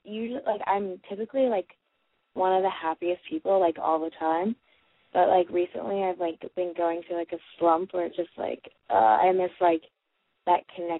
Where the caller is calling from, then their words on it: Washington, District of Columbia, United States; I'm calling from Washington, D.C., and I am 18.